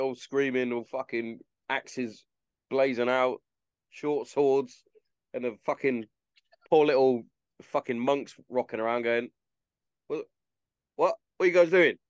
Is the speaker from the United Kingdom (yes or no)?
yes; England, United Kingdom; See, I go back to, because obviously being English, like even down to the football, like or soccer, it was just fucking amazing to watch.